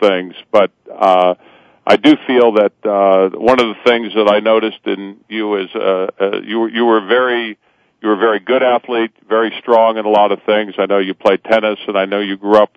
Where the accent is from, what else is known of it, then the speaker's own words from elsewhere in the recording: Cincinnati, Ohio, United States; growing up in North Avondale in a great community in Cincinnati, Ohio